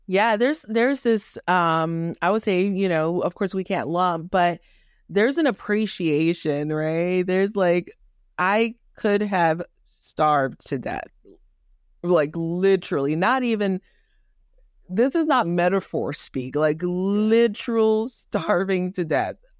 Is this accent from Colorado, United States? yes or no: no; Miami, Florida, United States; also born or lived in Haiti; now in Georgia, United States; I was born in Haiti, raised in the inner city of Miami